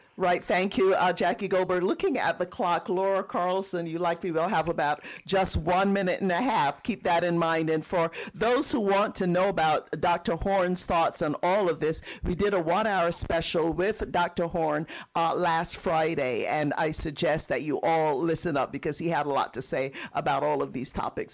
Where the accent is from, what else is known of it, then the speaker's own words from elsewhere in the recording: Barbados; I'm from Barbados, so proud of my island